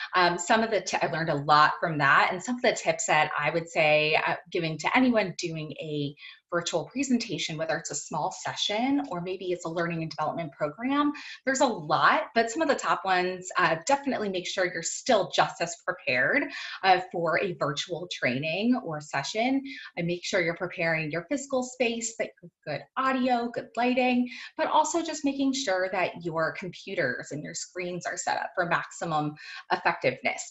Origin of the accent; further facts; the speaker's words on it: Virginia, United States; moved away as an adult; also born or lived in Florida; I am from Virginia, but was living in Florida at the time